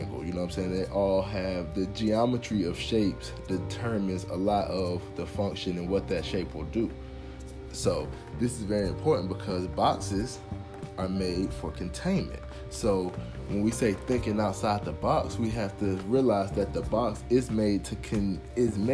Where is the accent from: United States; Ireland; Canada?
United States; born and raised in America